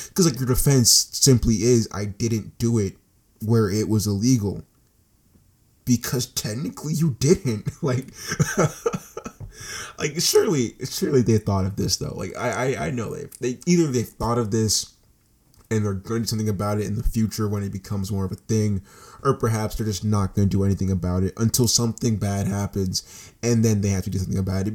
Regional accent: United States; I'm an American citizen

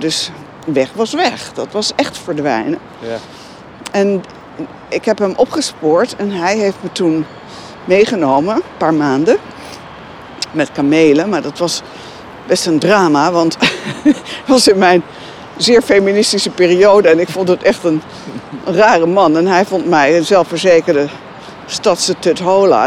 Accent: Veluwe, Gelderland, Netherlands; ik kom van de Veluwe. Dus daar hadden we heide, bos, heel veel ruimte om te spelen

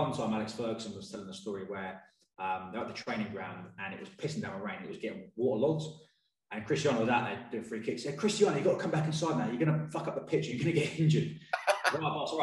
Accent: Watford, East of England, United Kingdom; I'm from Watford

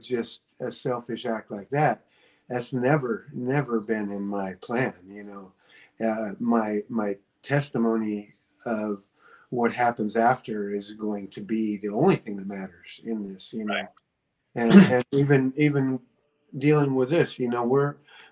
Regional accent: Alaska, United States; now in Oregon, United States; I'm from Alaska

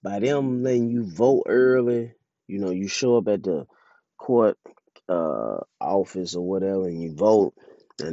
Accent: Mississippi, United States; my home state, Mississippi

